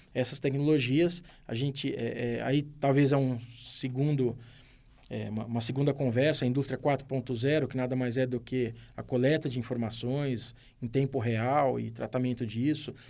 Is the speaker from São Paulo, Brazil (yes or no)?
yes; São Carlos, São Paulo, Brazil; eu sou de São Carlos